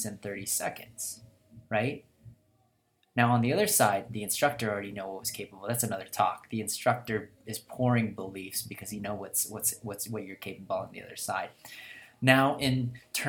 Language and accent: English; Philippines; English is a second language; moved away; I'm from Philippines